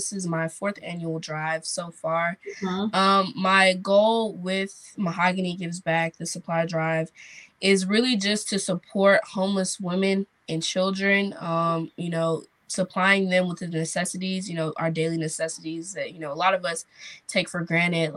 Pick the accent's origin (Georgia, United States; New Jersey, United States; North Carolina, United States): North Carolina, United States; Durham; I am from Durham, North Carolina